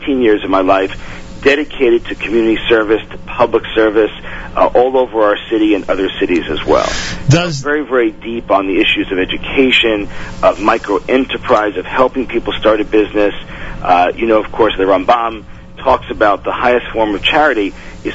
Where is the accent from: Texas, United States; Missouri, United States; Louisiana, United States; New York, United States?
New York, United States; New York City; I'm born in Brooklyn